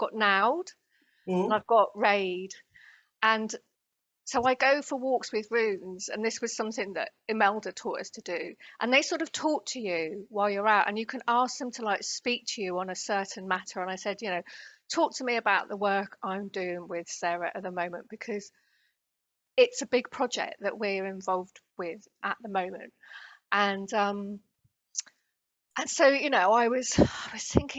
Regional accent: United Kingdom; accent: British; now in Denmark; I live in Denmark, but I'm British, as people could probably hear from my accent

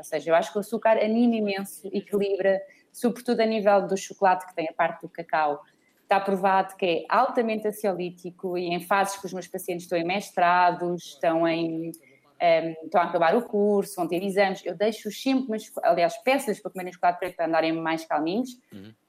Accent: Portugal; somos portugueses

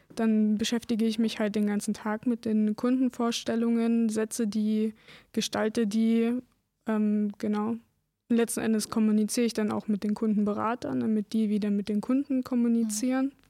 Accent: Lausitz, Germany; Ich bin hier geboren, hier bleibe ich

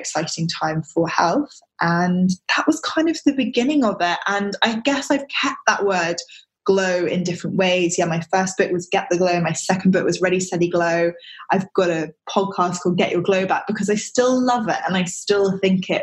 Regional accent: London, United Kingdom; moved away as an adult; also born or lived in Australia; I was brought up in London, but my parents are from New Zealand

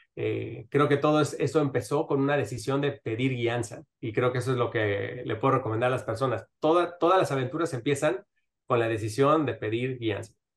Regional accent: Mexico City, Mexico; moved away as an adult; now in Miami, United States; yo nací en Miami, pero crecí en la Ciudad de México

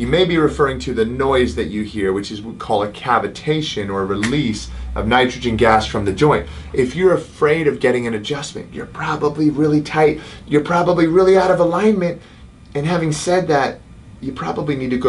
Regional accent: United Kingdom; accent: British; moved away; my British accent

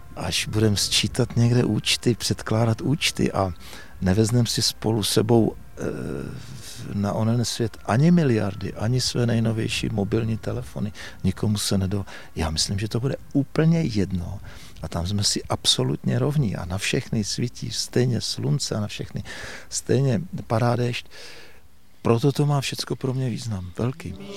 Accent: Uherské Hradiště, Zlín Region, Czechia; Narodil jsem se v tomto kraji, my teď tady stojíme v podstatě na soutoku Moravy a Baťova kanálu. A já odsud vidím na svůj rodný dům, byť já už jsem byl poslední ze sourozenců, který se narodil v Uherském radišti v Porodnici

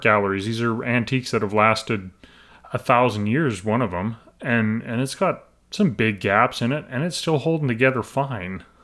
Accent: Alberta, Canada; I'm Western Canadian, I'm from Alberta

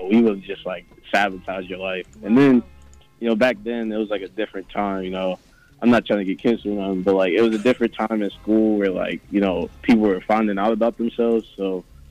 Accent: Newark, New Jersey, United States; I'm from Newark, New Jersey

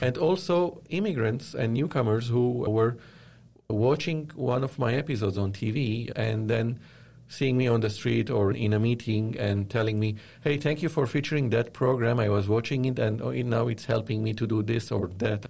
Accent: Lebanon; moved away as an adult; also born or lived in Dubai, United Arab Emirates; now in Toronto, Canada; I was born and raised in Lebanon

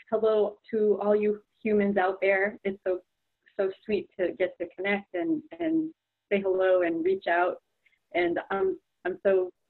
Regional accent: New York, United States; also born or lived in Vermont; now in Oakland, United States; I am in Oakland, California. I'm originally from New York and I lived in Vermont for seven years.

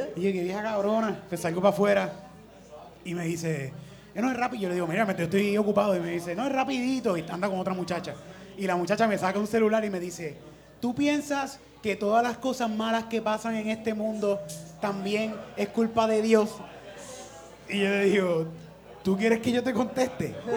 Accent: Puerto Rico; en el polvorín de donde yo soy

